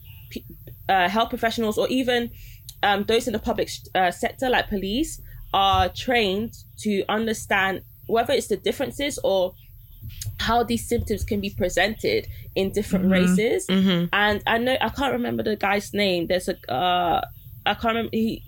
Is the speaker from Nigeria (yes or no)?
yes; Nigeria; I'm Nigerian